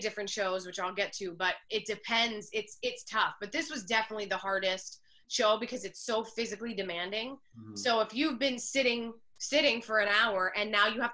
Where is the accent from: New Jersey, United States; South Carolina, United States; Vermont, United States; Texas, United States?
New Jersey, United States; I'm really from New Jersey.